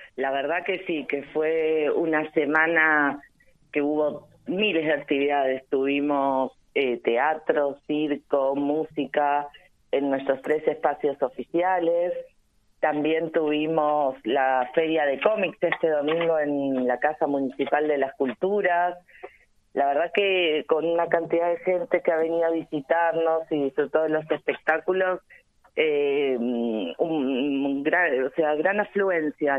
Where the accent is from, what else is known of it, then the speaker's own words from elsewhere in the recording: Almirante Brown, Buenos Aires, Argentina; nosotros los brownianos